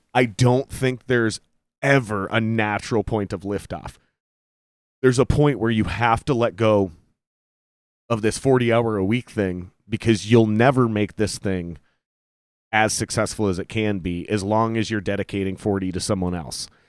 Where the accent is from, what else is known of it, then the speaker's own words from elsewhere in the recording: Minnesota, United States; I was born in Minnesota.